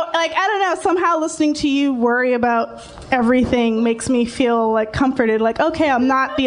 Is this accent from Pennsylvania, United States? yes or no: no; Miami, Florida, United States; moved away as an adult; also born or lived in North Hollywood; now in Los Angeles, United States; I'm originally from Miami.